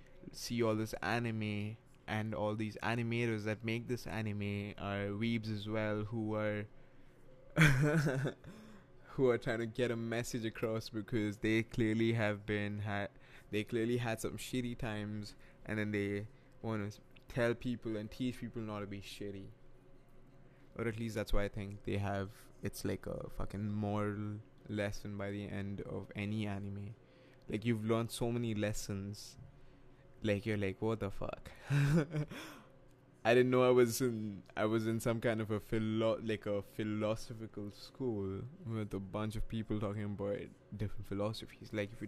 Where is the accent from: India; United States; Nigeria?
India; English is a second language; moved away; I wasn't always like this. I was born and raised in India, but I guess that's what happens when you live in another country for a while.